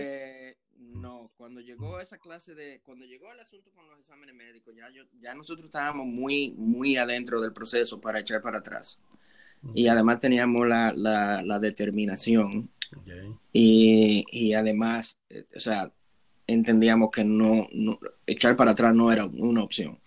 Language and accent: Spanish; Santo Domingo, Dominican Republic; moved away as an adult; also born or lived in Prince Albert, Canada; now in Canada; vengo desde República Dominicana, de la ciudad de Santo Domingo